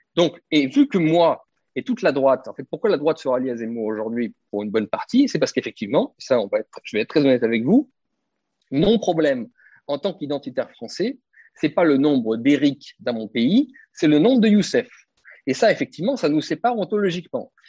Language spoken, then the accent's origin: French; France; en tant que Français identitaire